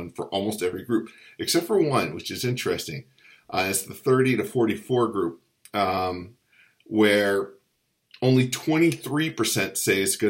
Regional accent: Virginia, United States; the Commonwealth of Virginia, my home state

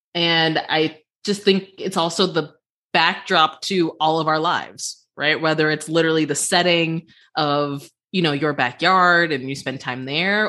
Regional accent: Cleveland, Ohio, United States; my hometown of Cleveland

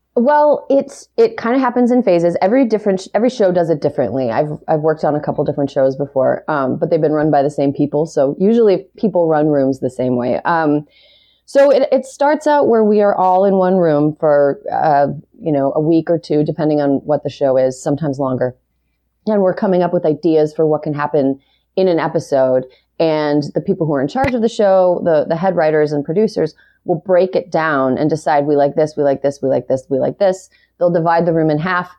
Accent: Wisconsin's seventh district, United States; also born or lived in Utah; now in Los Angeles, United States; I'm from Wisconsin's seventh district, which is very rural

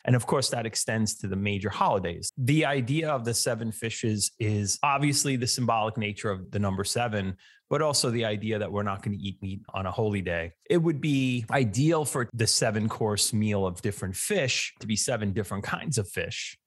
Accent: New York City, New York, United States; I grew up in Staten Island, which I think has the highest percentage of people with Italian heritage anywhere other than Italy

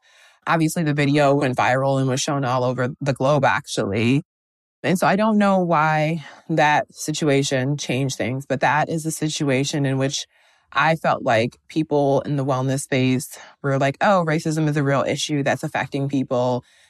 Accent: Midwest, United States; And I think growing up in the Midwest and then going to a school where I was the only like Black girl in my class

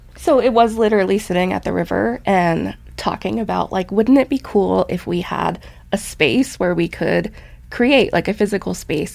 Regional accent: Butte, Montana, United States; I grew up in Butte, Montana, and my parents raised us there

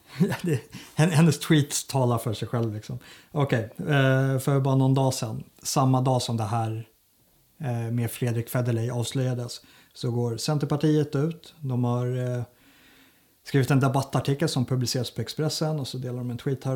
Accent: Sigtuna, Stockholm County, Sweden; Jag är ju uppvuxen i Sigtuna

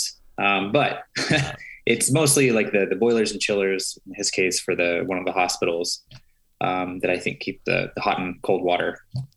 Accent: Slaughterville, Oklahoma, United States; moved away as an adult; now in Chicago, United States; I grew up in Slaughterville, Oklahoma

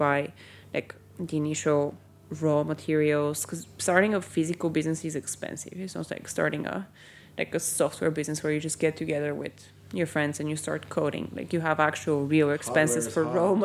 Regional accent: Bulgaria; now in United Kingdom; I grew up in Bulgaria

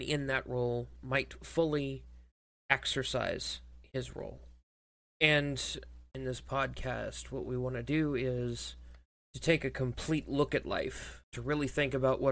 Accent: South Mississippi, United States; So I am a Mississippi boy. I come from South Mississippi

